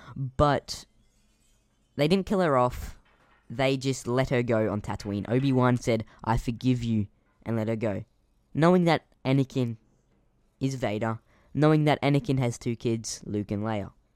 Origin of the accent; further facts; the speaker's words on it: Queensland, Australia; I am from Queensland